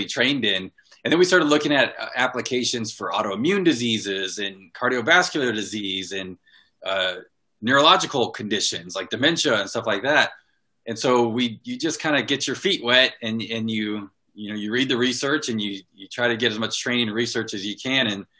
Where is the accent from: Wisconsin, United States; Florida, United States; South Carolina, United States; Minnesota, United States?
Florida, United States; Fort Walton Beach; moved away as an adult; I was born and raised in Fort Walton Beach, Florida